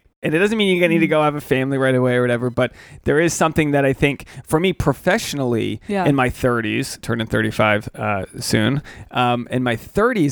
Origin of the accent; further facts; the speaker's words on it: Rhode Island, United States; growing up in Rhode Island